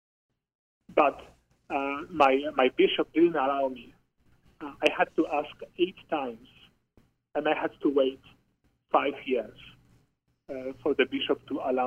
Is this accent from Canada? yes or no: no; southwest Poland, Poland; moved away as an adult; Growing up in Poland, Poland is a very, very Catholic country